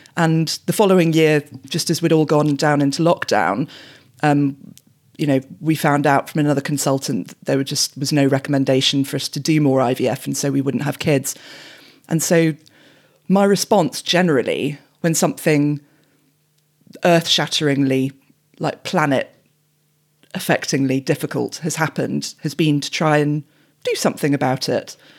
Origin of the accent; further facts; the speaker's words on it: England, United Kingdom; growing up in England in the nineties